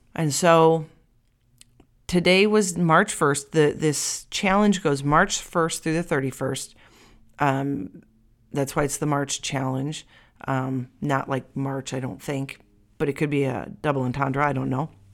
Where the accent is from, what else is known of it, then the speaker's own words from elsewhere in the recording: United States; I'm American